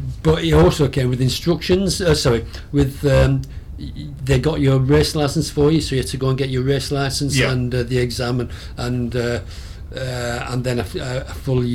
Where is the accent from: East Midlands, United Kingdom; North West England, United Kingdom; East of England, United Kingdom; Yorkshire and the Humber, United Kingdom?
North West England, United Kingdom; Burnley; moved away as an adult; also born or lived in Rochester; I was born and bred in Burnley